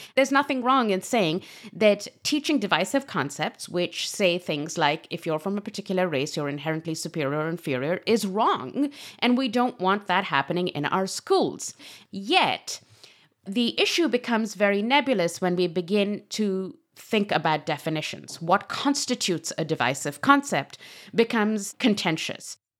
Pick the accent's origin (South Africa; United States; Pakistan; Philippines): Pakistan; moved away; I come from Pakistan